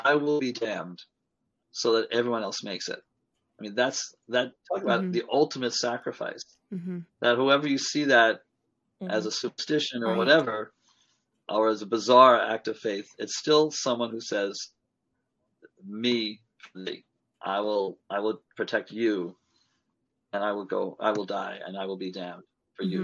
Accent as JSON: {"language": "English", "area": "Long Island", "region": "New York", "country": "United States", "tie": "born or raised there", "said": "I grew up on Long Island and there was a large Jewish community there"}